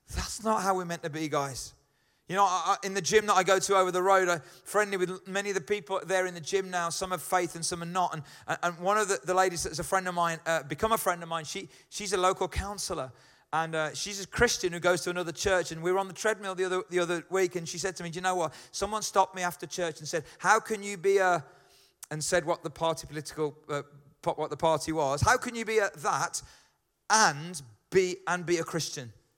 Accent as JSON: {"language": "English", "town": "Birmingham", "region": "West Midlands", "country": "United Kingdom", "accent": "Brummie", "said": "I'm a Brummy"}